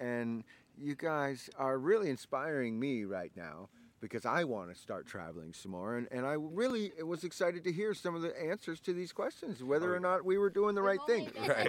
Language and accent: English; Pacific Northwest, United States; We're from the Pacific Northwest